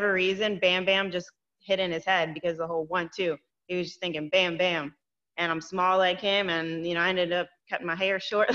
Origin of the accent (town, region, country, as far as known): Florida, United States; born or raised there; also born or lived in New York